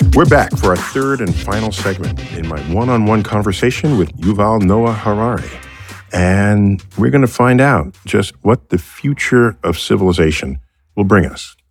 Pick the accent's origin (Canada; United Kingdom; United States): United States; I grew up here in the United States